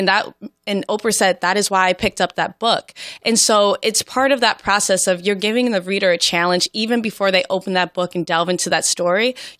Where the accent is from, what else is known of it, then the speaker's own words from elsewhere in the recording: Chicago, Illinois, United States; I'm from Chicago.